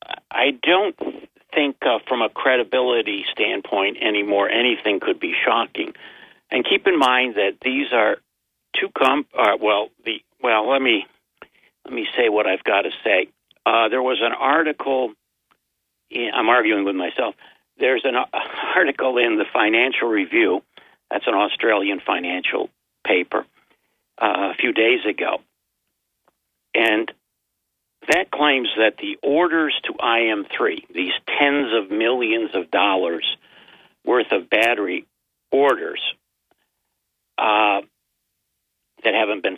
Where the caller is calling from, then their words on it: Binghamton, New York, United States; I'm John from Binghamton.